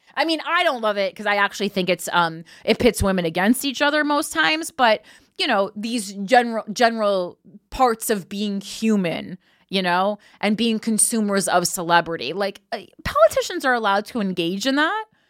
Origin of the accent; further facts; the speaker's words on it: United States; as the American people